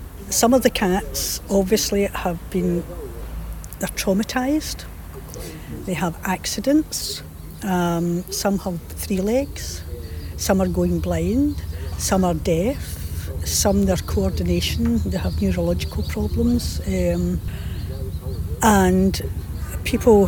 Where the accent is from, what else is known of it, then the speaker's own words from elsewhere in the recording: Paisley, Scotland, United Kingdom; moved away as an adult; also born or lived in Colchester, England; now in Northern Cyprus; I come from Paisley, born and bred in Paisley, west of Scotland